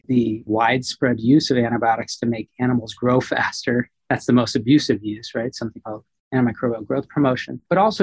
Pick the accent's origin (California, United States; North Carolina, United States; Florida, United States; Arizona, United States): Arizona, United States; Phoenix; also born or lived in central Texas; I was born in Phoenix, Arizona, out west, but my family had a cattle ranch in central Texas. And so we would leave the dry heat of Arizona for the moist, humid heat of Texas every summer.